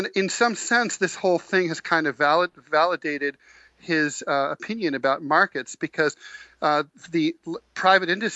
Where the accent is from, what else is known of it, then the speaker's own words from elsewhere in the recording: Dayton, Ohio, United States; now in New York, United States; I grew up in Dayton, Ohio